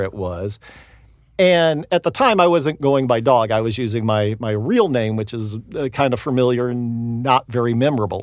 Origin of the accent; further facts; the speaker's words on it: Houston, Texas, United States; moved away as an adult; grew up in Houston, went to film school at the University of Texas.